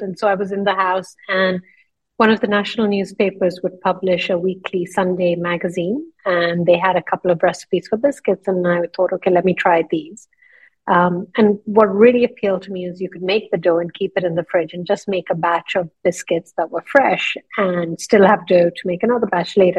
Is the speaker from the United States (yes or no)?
no; northern India, India; moved away as an adult; also born or lived in London, United Kingdom; now in Dubai, United Arab Emirates; I was born in London, and when I was four years old, my mother took me to India to see my grandmother. My mother had grown up in India, and we ended up staying there for 14 years.